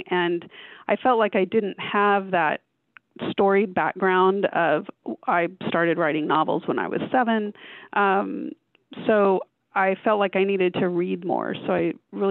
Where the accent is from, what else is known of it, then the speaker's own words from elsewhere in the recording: Houston, Texas, United States; moved away as an adult; also born or lived in Phoenix, Arizona; I grew up in Houston, Texas